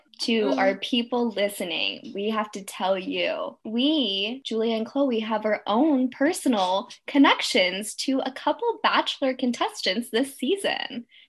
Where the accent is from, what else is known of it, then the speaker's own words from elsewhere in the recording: Southern California, United States; But we are from Southern California